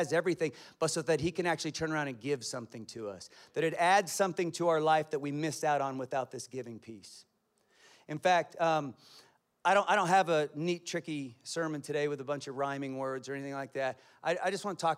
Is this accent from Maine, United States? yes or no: no; Kansas, United States; I'm from Kansas, and my family speaks in sentences of cuss words